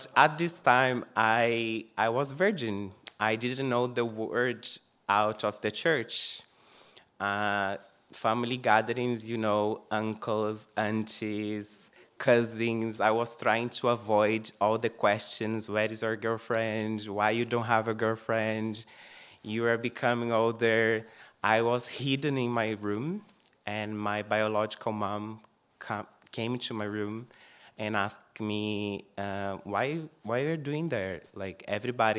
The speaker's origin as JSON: {"language": "English", "country": "Brazil", "second_language": "English", "moved": "as an adult", "lives_now": "Dublin, Ireland", "said": "I'm actually from Brazil, living this beautiful island for the past 9 years. I came here to learn English. Before that, I couldn't even say hi."}